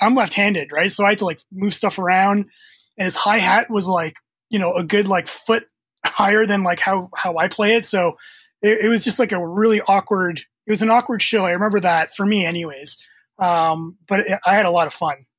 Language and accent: English; Canada; also born or lived in Croatia; I was born in Croatia, um, former Yugoslavia back then, so it's I'm dating myself. But 1975, uh, moved to Canada when I was two years old.